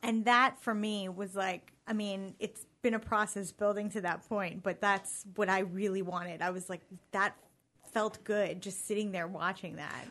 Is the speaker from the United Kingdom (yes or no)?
no; New York City, New York, United States; I grew up in New York City